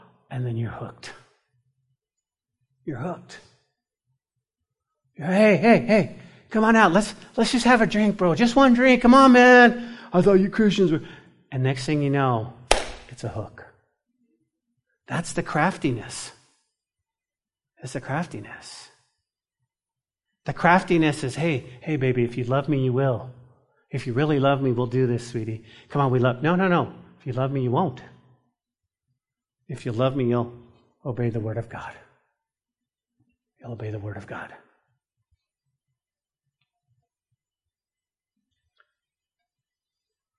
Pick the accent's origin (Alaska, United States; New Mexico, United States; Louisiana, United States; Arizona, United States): New Mexico, United States; grew up in New Mexico, in the mountains, in trout fishing